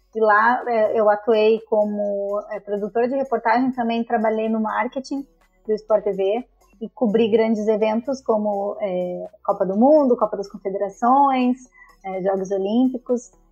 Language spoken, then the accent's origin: Portuguese; Rio Grande do Sul, Brazil; moved away; also born or lived in Santa Catarina; sou gaúcha, mas depois de um tempo fui morar em Santa Catarina